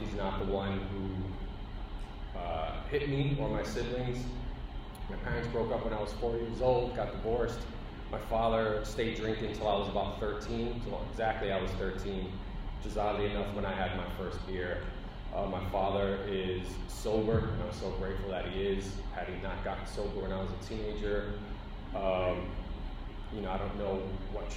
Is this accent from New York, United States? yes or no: yes; New York City, New York, United States; I grew up in the Bronx in a housing